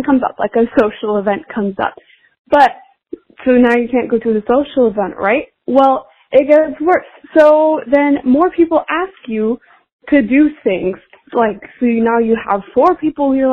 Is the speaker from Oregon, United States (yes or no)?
yes; Portland, Oregon, United States; I'm from Portland, Oregon